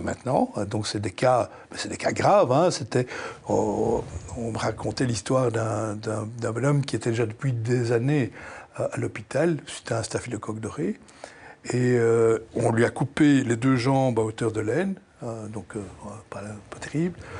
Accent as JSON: {"language": "French", "country": "Belgium", "said": "Je suis belge, profondément belge"}